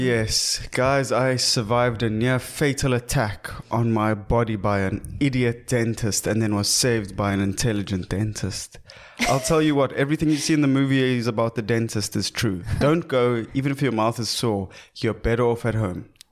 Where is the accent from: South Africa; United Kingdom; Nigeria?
South Africa; also born or lived in Cape Town; we are proudly South African